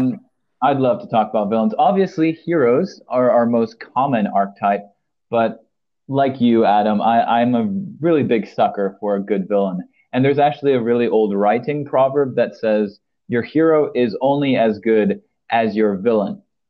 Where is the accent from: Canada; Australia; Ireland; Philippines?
Philippines; As a person, I grew up in the Philippines, but I'm also married to a Brit. But technically, I'm an American, even though I've only lived there a minority of my life.